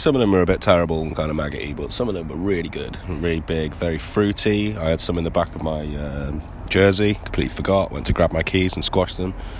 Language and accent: English; England, United Kingdom; I'm from England, so obviously I do.